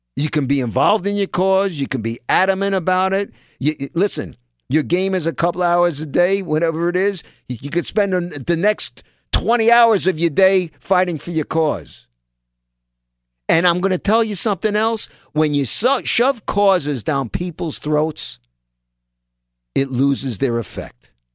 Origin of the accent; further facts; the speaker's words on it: New York City, New York, United States; I'm a New Yorker, raised in New York